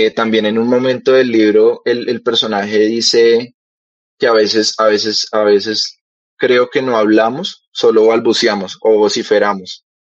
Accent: Bogotá, Colombia; also born or lived in Cali; yo nací en Cali, digamos que fui desterrado de, esa tierra. y eh, me trajeron acá desde muy, muy pequeño a Bogotá, a la capital.

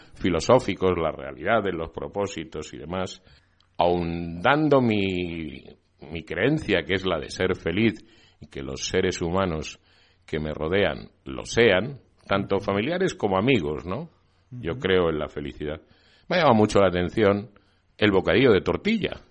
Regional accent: Spain; Yo me siento muy español

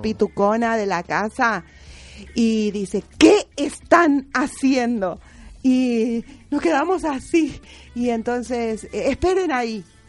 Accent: General Artigas, Itapúa, Paraguay; also born or lived in Buenos Aires, Argentina; now in Argentina; El lugar donde yo nací está a 360 kilómetros y se llama General Artigas. Eh, pertenece al departamento de Itapúa

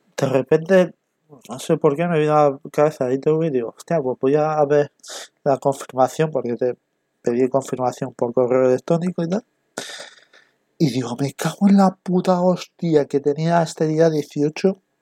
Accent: Castellón de la Plana, Valencian Community, Spain; yo soy de Castellón, vivo en Castellón

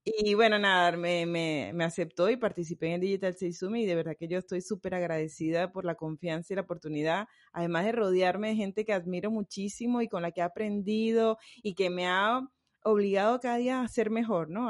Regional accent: Venezuela; now in Riviera Maya, Mexico; yo soy venezolana

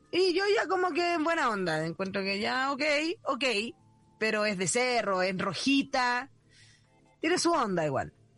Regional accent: Mexico; now in Chile; Yo soy mexicana y allá hay muchos alacranes

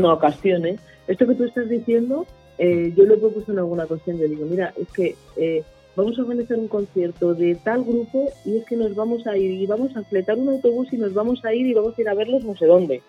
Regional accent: Pinto, Community of Madrid, Spain; yo soy de Pinto

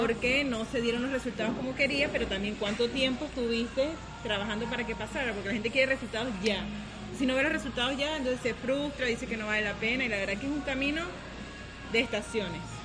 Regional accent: Venezuela; moved away as an adult; now in Playa del Carmen, Mexico; yo soy venezolana, eh, tengo un año y medio acá en Playa del Carmen

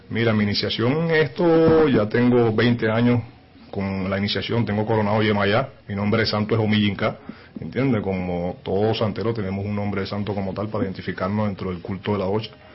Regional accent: Caracas, Capital District, Venezuela; vengo de Caracas, Venezuela

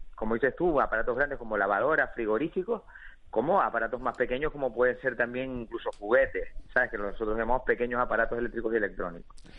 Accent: Canary Islands, Spain; está genial vivir en Canarias, nosotros somos canarios, nos encanta vivir aquí

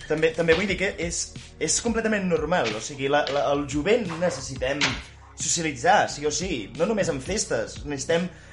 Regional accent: Vic, Catalonia, Spain; jo sóc de Vic

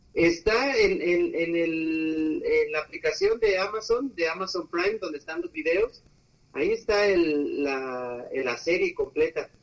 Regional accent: Aguascalientes, Mexico; also born or lived in Colima; Pues de, Aguascalientes, ahí, ahí nacimos. No realmente nací en Colima, pero, pero nos registraron en, en Aguascalientes, así que ahí he vivido toda la vida, así que de allá somos

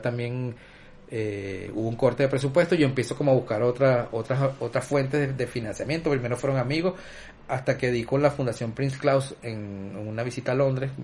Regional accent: Guayana, Venezuela; also born or lived in Caracas; nosotros somos de allá de Guayana, muchas veces lo relacionaba con nuestra familia

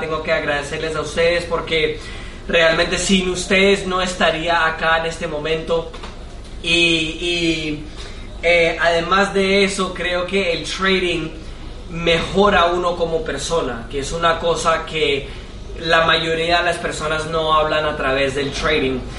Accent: United States; Spanish is a second language; soy de Estados Unidos

